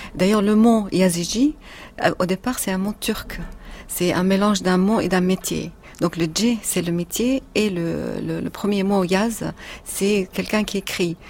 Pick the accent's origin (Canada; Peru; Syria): Syria; moved away as an adult; now in France; La première fois quand j'ai quitté la Syrie en 2012